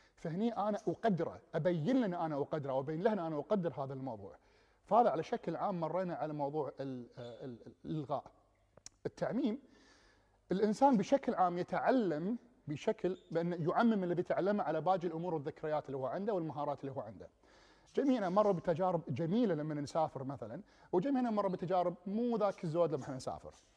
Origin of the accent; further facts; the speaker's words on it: Kuwait; moved away as an adult; also born or lived in England; انا جاي من الكويت ودوله صحراويه